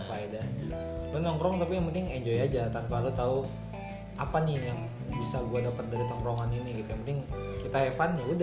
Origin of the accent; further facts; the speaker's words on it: Betawi, Jakarta, Indonesia; Tapi lahirnya di Betawi.